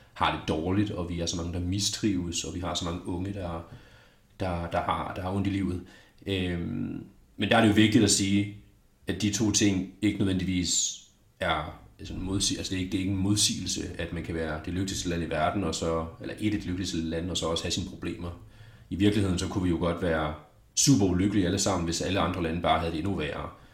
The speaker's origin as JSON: {"language": "Danish", "country": "Denmark", "said": "som dansker"}